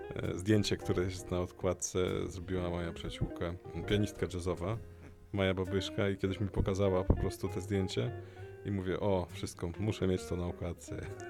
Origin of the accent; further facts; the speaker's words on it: Lithuania; moved away as an adult; also born or lived in Vilnius, Lithuania; now in Poland; urodziłem się na Litwie polskiej rodzinie w języku polskim, mm, później liceum muzyczne w języku litewskim i studia w Polsce.